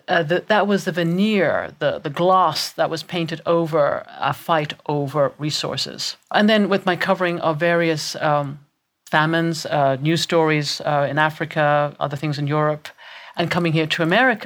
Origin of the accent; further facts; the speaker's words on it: Ireland; I was raised in Ireland, born and raised in Ireland.